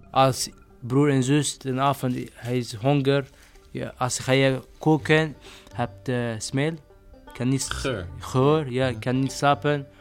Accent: Syria; Dutch is a second language; moved away as an adult; now in Utrecht, Netherlands; ik ben 21 jaar oud, ik kom van Syrië

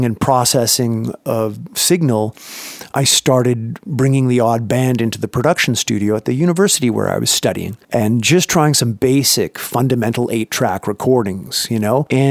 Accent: Canada; moved away as an adult; now in United States; I grew up in Canada and started up there working with bands up there

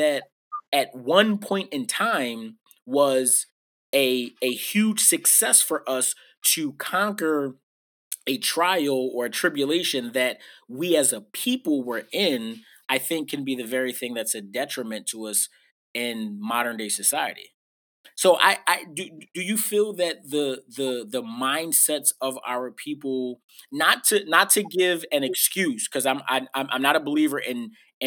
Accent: Philadelphia, Pennsylvania, United States; I was raised in West Philly

